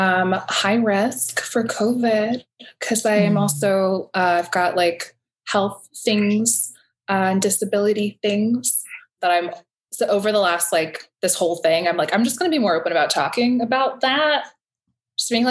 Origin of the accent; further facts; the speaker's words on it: New Orleans, Louisiana, United States; I'm a multidisciplinary artist based in New Orleans. I'm from New Orleans